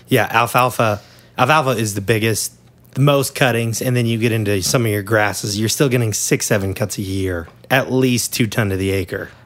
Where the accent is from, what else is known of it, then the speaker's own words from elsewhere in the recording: Kansas, United States; I'm from Kansas